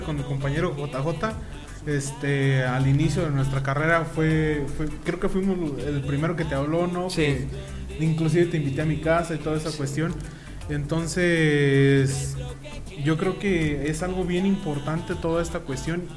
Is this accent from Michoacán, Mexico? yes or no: yes; Angamacutiro, Michoacán, Mexico; Allá de donde yo soy, de Angamacutiro, con mucho orgullo